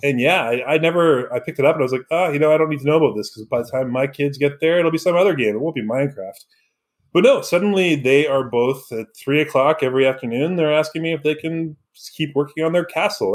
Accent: Vancouver, British Columbia, Canada; moved away; growing up in Vancouver, in that area, we aren't the prototypical Canadians

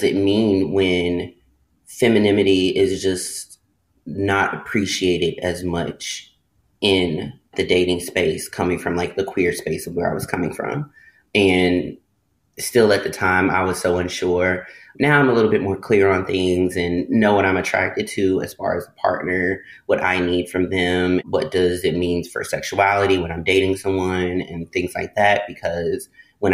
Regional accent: the South, United States; now in Los Angeles, United States; growing up in the South and just being Black and growing up in like the Baptist religion and just real Southern upbringing

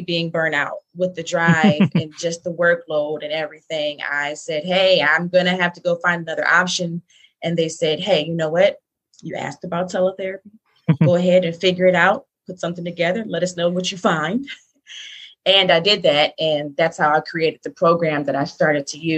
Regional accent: Detroit, Michigan, United States; moved away as an adult; now in Charlotte, United States; I am from Detroit. I live in Charlotte, North Carolina right now

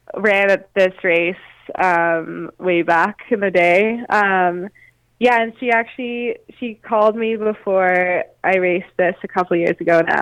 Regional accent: Canada; as a Canadian coming from a cold climate

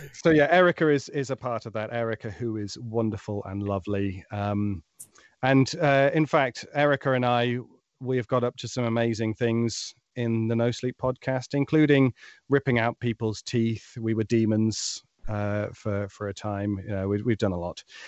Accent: United Kingdom; being a Brit in a very American-dominated world

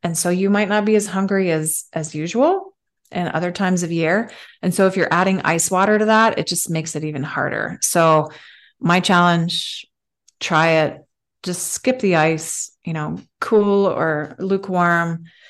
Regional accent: Switzerland; moved away; I'm, I'm from Switzerland originally

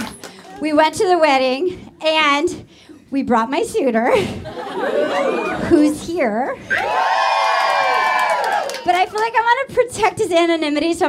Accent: Rhode Island, United States; I'm from the East Coast, I'm from Rhode Island

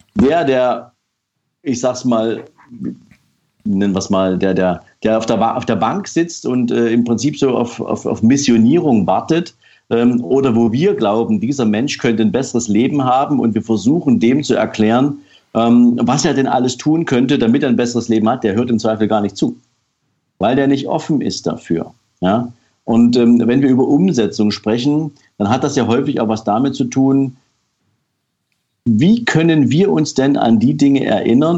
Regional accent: East Germany, Germany; ich bin zum Beispiel in der DDR aufgewachsen

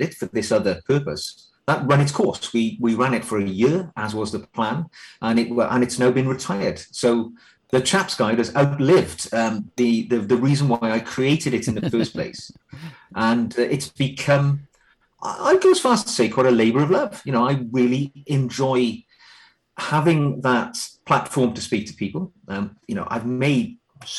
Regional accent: Wales, United Kingdom; now in England, United Kingdom; I'm actually from Wales, which Welsh people don't like being called English, but close enough. I'm living in England now.

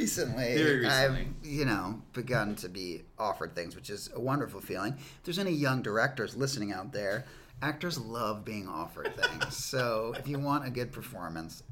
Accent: New York, United States; I grew up in New York

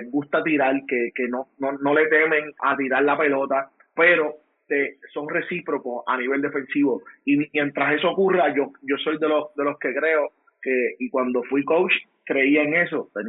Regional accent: Puerto Rico; Soy boricua antes que todo, me apasiona eh, el deporte, el deporte patrio

